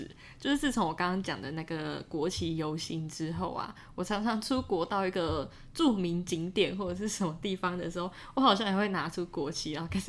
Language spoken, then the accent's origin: Chinese; Taiwan; moved away as an adult; 就是我是台湾人，然后我来过这个地方